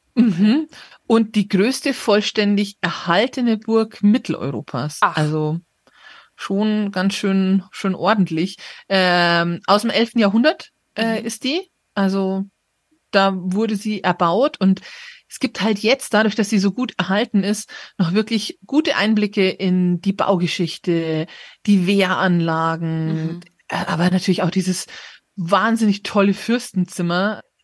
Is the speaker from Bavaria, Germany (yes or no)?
yes; Munich, Bavaria, Germany; als Münchner